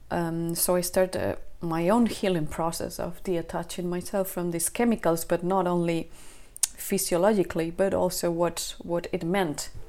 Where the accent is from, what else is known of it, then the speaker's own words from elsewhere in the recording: Spain; also born or lived in south of Sweden; now in Sweden; I am uh, I am from Spain, but I'm here now in the uh, south of Sweden